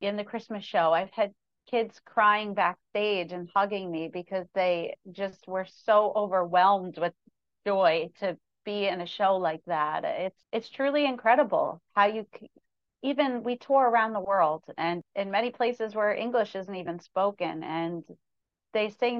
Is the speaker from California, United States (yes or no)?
no; New York, United States; Although I'm a country artist, I grew up in New York. I'm still a New Yorker.